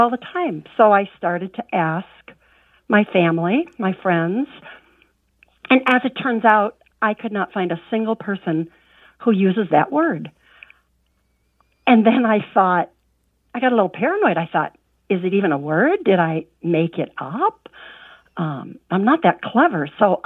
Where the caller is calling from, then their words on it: Wisconsin, United States; I'm calling from Wisconsin.